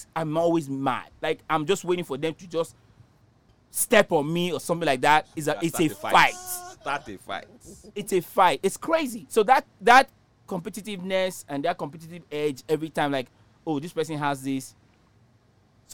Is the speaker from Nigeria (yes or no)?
yes; Nigeria; moved away; In Nigeria, when I was growing up in Nigeria